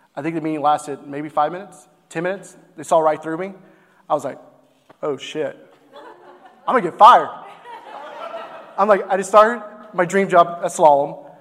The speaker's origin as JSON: {"language": "English", "town": "Grand Prairie", "region": "Texas", "country": "United States", "tie": "born or raised there", "said": "we're born and raised in Grand Prairie."}